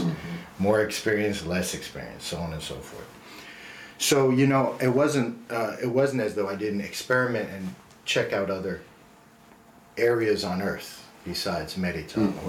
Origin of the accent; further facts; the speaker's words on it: New Jersey, United States; I grew up in New Jersey, so I'm an American